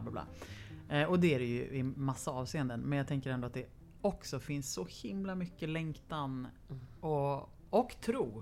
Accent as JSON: {"language": "Swedish", "town": "Lidingö", "region": "Stockholm County", "country": "Sweden", "tie": "born or raised there", "said": "jag är uppvuxen på, delvis på Lidingö."}